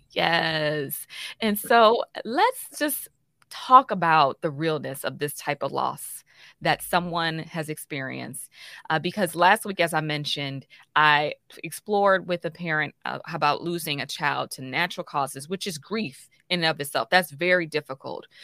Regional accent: Chicago, Illinois, United States; I'm from the Chicagoland area

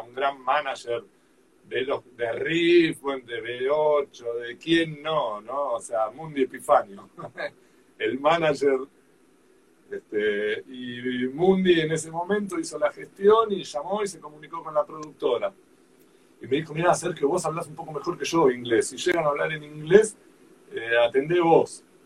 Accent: Argentina; Como somos los argentinos

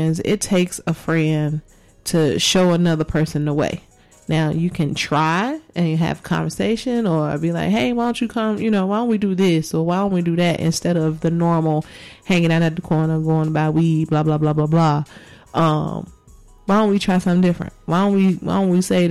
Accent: Chicago, Illinois, United States; moved away as an adult; also born or lived in Georgia; now in Las Vegas, United States; I was born and raised in Chicago and spent most of my life there

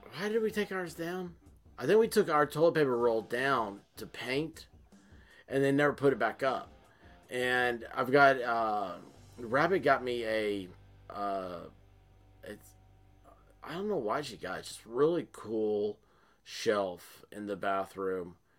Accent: Tennessee, United States; here I am from Tennessee

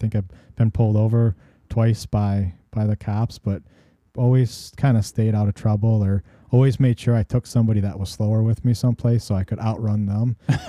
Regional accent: Illinois, United States; so when we lived in Warren, Illinois, because I'm originally from Northwest Illinois, before we moved out to the farm.

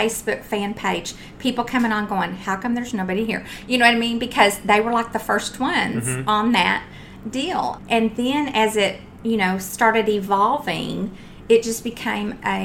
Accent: Texas, United States; I'm from Texas.

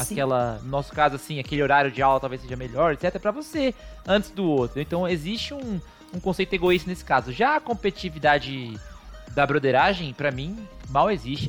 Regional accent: Brazil; somos brasileiros

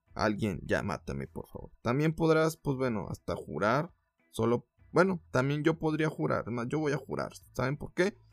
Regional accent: Mexico; como mexicano

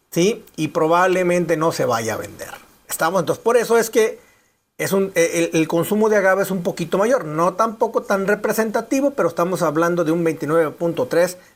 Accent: Mexico

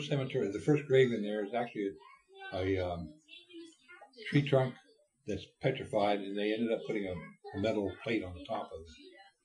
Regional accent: Ohio, United States; In my hometown.

